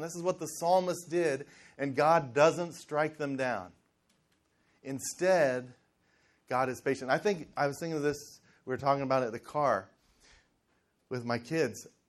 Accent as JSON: {"language": "English", "town": "Cincinnati", "region": "Ohio", "country": "United States", "tie": "born or raised there", "said": "I grew up in Cincinnati in the in the 70s"}